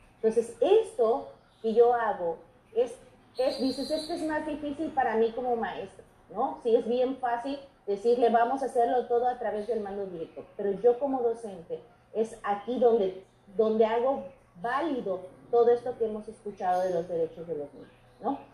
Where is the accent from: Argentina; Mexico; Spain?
Mexico; nosotros somos mexicanos